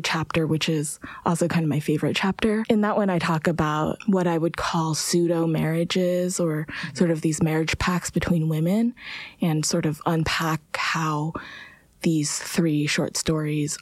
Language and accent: English; San Francisco Bay Area, California, United States; I'm from the San Francisco Bay Area